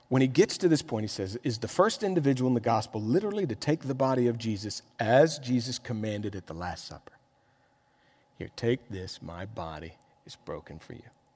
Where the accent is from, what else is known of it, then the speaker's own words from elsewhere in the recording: Miami, Florida, United States; moved away as an adult; I'm from Miami.